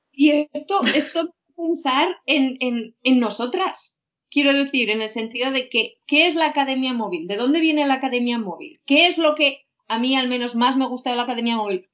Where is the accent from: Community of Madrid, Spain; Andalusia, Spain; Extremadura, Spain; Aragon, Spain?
Aragon, Spain; Huesca; moved away; yo tengo que decir que no soy de Zaragoza, sino que soy de, Huesca